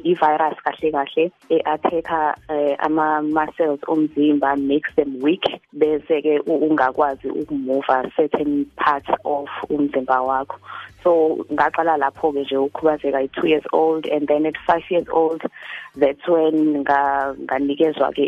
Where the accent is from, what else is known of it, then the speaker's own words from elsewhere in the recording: Hammarsdale, KwaZulu-Natal, South Africa; also born or lived in Johannesburg, South Africa; um ngina 36 years old eh ngizalelwe khona la eHammersdale